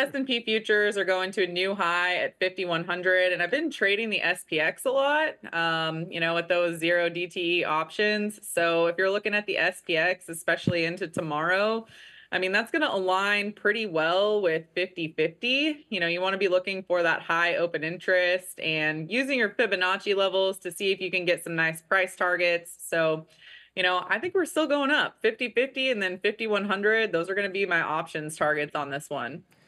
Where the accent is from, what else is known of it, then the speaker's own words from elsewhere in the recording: Kansas City, Missouri, United States; I am actually from Kansas City